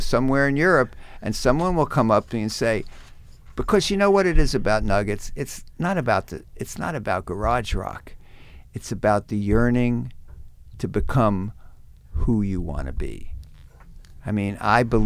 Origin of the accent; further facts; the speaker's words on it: New Jersey, United States; I'm a kid growing up in New Jersey.